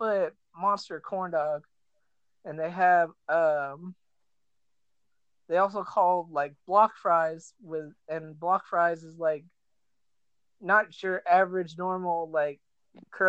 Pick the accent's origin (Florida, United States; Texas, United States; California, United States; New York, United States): California, United States; I'm actually from California